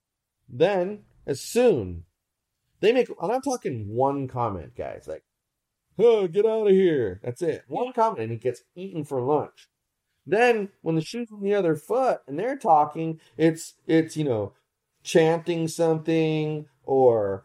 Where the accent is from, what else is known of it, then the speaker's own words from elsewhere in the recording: United States; I'm proud that I'm an American